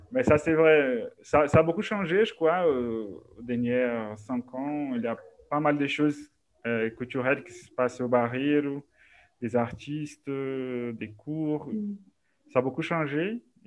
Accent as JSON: {"language": "French", "town": "Belo Horizonte", "region": "Minas Gerais", "country": "Brazil", "tie": "born or raised there", "also_born_or_lived": "Coronel Fabriciano, Minas Gerais / Paris", "second_language": "French", "moved": "as an adult", "said": "je suis né à, à Belo Horizonte, au Barreiro, mais en fait, quand j'étais adolescent, on a déménagé au Coronel Fabriciano, no Vale do Aço, à Minas Gerais"}